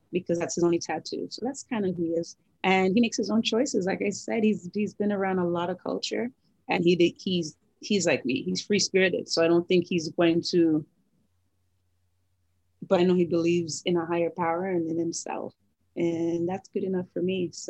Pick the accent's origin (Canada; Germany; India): Canada; Thornhill, Ontario; we grew up in Thornhill, so he went to 13 bar mitzvahs.